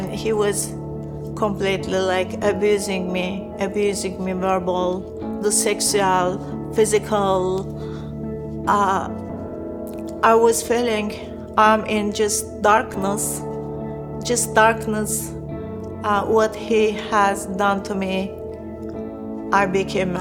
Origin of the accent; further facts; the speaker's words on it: Turkey; I was born a Muslim in Turkey.